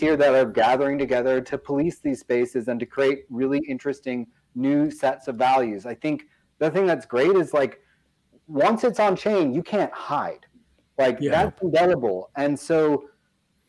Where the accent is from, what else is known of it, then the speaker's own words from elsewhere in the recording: San Diego, California, United States; now in Raleigh, United States; I grew up out in East County, San Diego as a kid